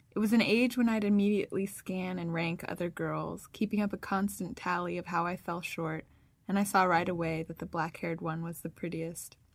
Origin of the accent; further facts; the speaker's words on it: Northern California, United States; I'm from California, Northern California especially